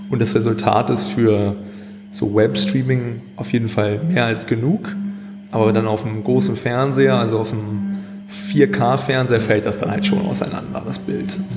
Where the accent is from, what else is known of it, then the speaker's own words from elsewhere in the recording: Hannover, Lower Saxony, Germany; also born or lived in Scotland; ich bin zwar hier in Hannover geboren und auch in Deutschland zum größten Teil aufgewachsen, aber meine Eltern kommen aus Schottland. Hm. Und daher habe ich auch einen Großteil meines Lebens dort verbracht.